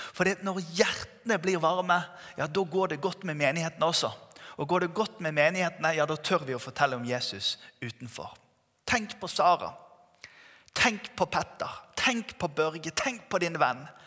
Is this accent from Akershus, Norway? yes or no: no; Bergen, Vestland, Norway; Jeg vokste opp i Tabernaklet Bergen